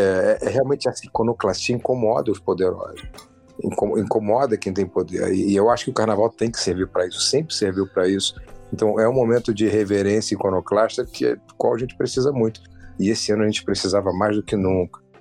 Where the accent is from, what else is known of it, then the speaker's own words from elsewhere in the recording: Rio de Janeiro, Brazil; Eu sou carioca, moro no Rio de Janeiro desde sempre